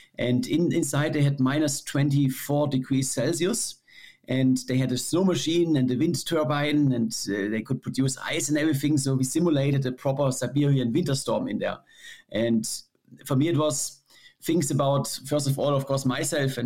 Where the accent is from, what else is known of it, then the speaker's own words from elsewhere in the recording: Germany; my home country